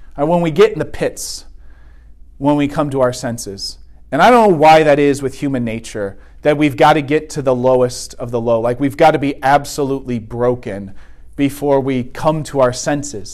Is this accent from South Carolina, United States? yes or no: no; Vandalia, Ohio, United States; I'm from the suburbs. Right? I grew up in Vandalia